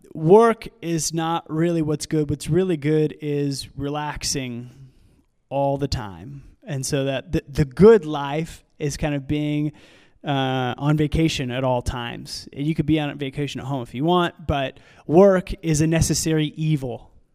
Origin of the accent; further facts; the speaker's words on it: United States; I understand that context or that mindset, because I grew up in the United States